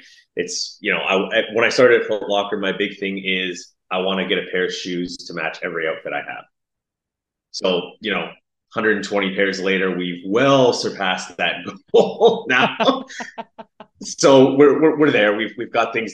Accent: Toronto, Ontario, Canada; I'm from Toronto

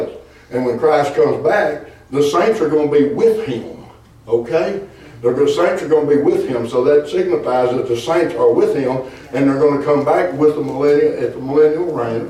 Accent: Arkansas, United States; I'm from Arkansas

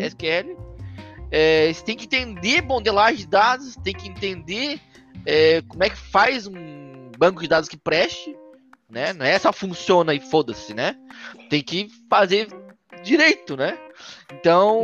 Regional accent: Florianópolis, Santa Catarina, Brazil; sou brasileiro, né, aqui do Sul, Floripa.

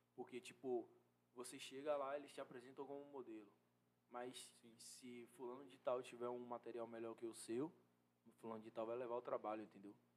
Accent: Salvador, Bahia, Brazil; sou da favela aqui de Salvador.

